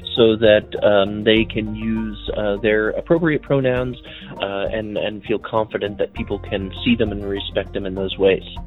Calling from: Winfield, Kansas, United States; I'm calling from uh, Winfield, Kansas

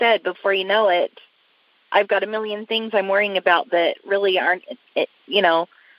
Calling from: Sandy, Utah, United States; I'm in Sandy, Utah.

